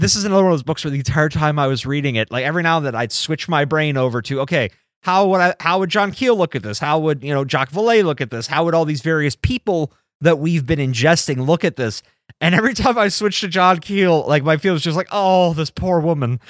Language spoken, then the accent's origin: English; United States; growing up in America